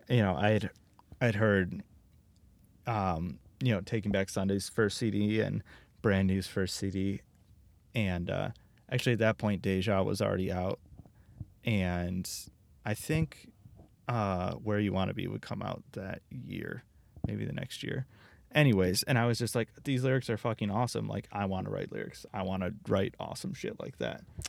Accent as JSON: {"language": "English", "town": "Royal Oak", "region": "Michigan", "country": "United States", "tie": "born or raised there", "also_born_or_lived": "Troy, Michigan / Los Angeles", "said": "I grew up in Royal Oak, and then, uh, like halfway through elementary school, I moved to a different city, another suburb called Troy"}